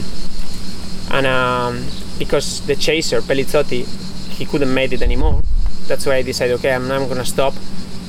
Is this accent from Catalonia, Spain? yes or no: no; Basque Country, Spain; English is a second language; also born or lived in Italy; I'm from País Vasco, as you said, and I grew up going with my sandwich and my backpack up the mountain, up to Jaizkibel, to see the race every year, every summer.